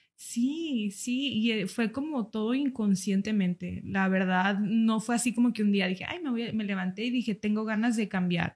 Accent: United States; moved away; yo soy de Estados Unidos.

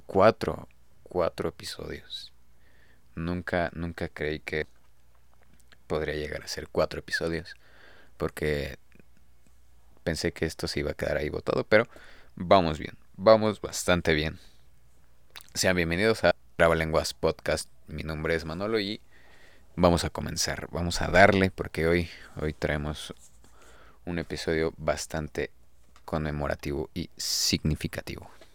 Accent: Mexico City, Mexico; los que somos de aquí de la Ciudad de México zonas cercanas

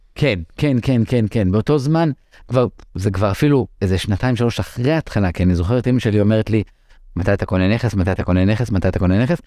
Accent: Israel; first language English; גדלתי במשפחה דוברת אנגלית. אימא שלי עלתה מארצות הברית, אבא שלי עלה מארגנטינה

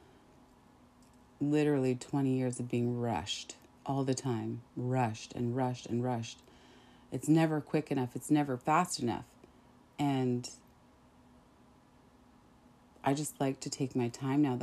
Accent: Saskatchewan, Canada; growing up in Saskatchewan and dealing with some of that racism

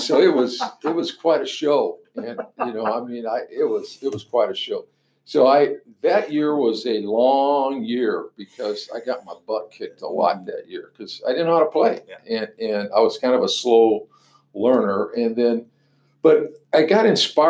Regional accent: La Mirada, California, United States; moved away as an adult; also born or lived in Pomona, California / Nebraska; I was born and raised in Southern California, and I was born in Pomona and raised in La Mirada, California

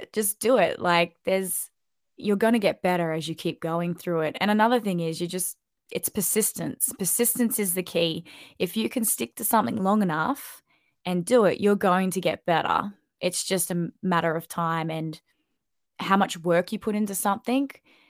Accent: Sunshine Coast, Queensland, Australia; moved away as an adult; also born or lived in Sydney, Australia / London, United Kingdom; When I moved back to the Sunshine Coast, I kind of felt like this is my hometown

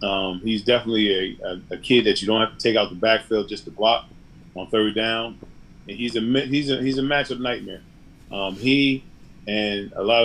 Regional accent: East Orange, New Jersey, United States; I was born and raised in East Orange General

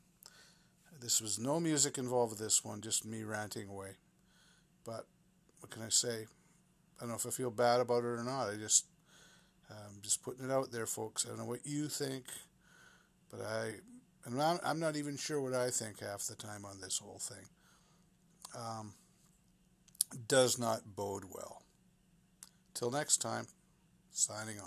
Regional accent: Vancouver, British Columbia, Canada; I'm a pretty localized Vancouver guy

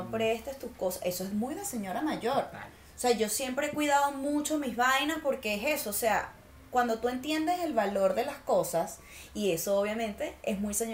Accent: Apure, Venezuela; Yo estoy más del lado de San Fernando porque, ajá, soy como más llanera

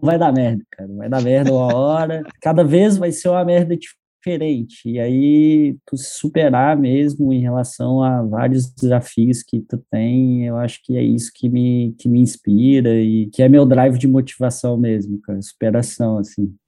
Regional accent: Lagoa Dourada, Minas Gerais, Brazil; moved away as an adult; also born or lived in São Paulo; now in Florianópolis, Brazil; sou mineiro, sou do interior de Minas, uma cidadezinha que se chama Lagoa Dourada

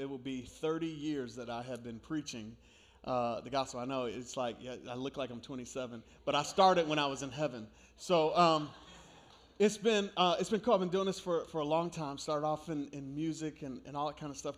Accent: New York, United States; moved away; I grew up in New York

